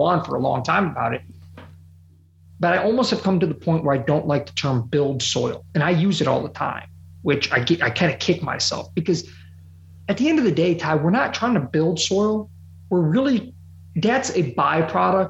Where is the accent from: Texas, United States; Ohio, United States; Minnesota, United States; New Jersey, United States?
Ohio, United States; growing up in Ohio